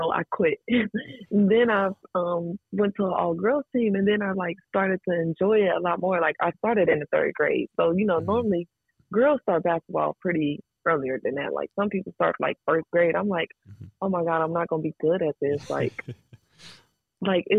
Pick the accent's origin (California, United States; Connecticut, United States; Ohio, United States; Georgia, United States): Ohio, United States; Dayton; I come from Dayton. Like, Dayton is not a really big town